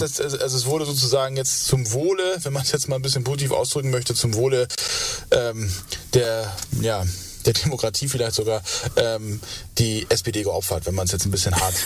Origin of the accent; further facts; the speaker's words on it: West Germany, Germany; ich bin Westdeutscher